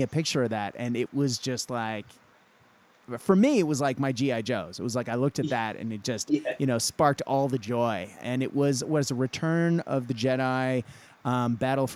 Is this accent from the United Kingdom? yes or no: no; Australia; being an Aussie